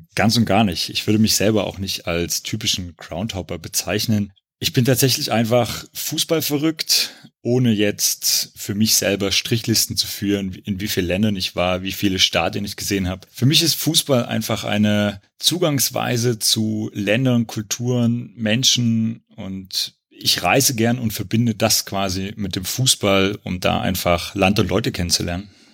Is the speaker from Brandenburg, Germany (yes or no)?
no; Gera, Thuringia, Germany; moved away; Ich bin in Gera geboren und wie der Lars in der letzten Wismut-Folge schon gesagt hat, da bin ich zur WSG Wismut Gera auch gegangen, bin bis zum Abitur in Gera gewesen